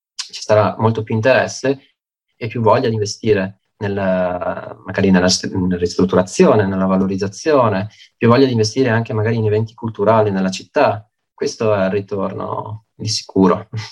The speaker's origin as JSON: {"language": "Italian", "town": "Belluno", "region": "Veneto", "country": "Italy", "tie": "born or raised there", "moved": "as an adult", "lives_now": "Padua, Italy", "said": "io sono beh, di nascita bellunese, sono nato a Belluno e mi sono trasferito durante l'università qua a Padova"}